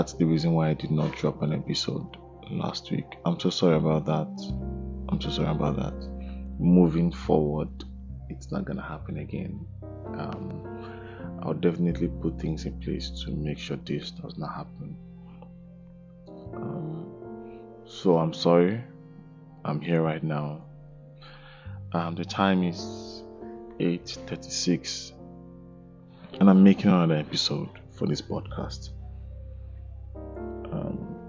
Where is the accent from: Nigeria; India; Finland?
Nigeria; growing up there was this sense of pride when it's Independence Day. You know, I remember me looking forward to, you know, Independence Day. I remember, you know, trying to get Nigerian flag